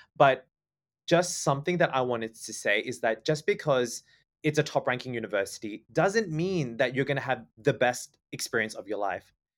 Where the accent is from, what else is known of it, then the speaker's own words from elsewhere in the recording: Canberra, Australian Capital Territory, Australia; moved away as an adult; also born or lived in Sydney; now in Thailand; I was born and raised in Canberra